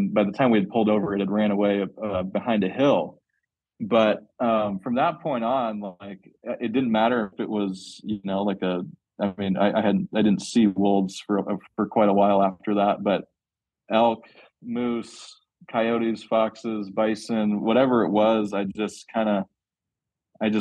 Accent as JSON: {"language": "English", "town": "Medway", "region": "Massachusetts", "country": "United States", "tie": "born or raised there", "also_born_or_lived": "Colorado / Idaho", "moved": "as an adult", "lives_now": "Utah, United States", "said": "I actually grew up on the East Coast in Massachusetts. Sleepy suburb town that's like 25 miles outside of Boston"}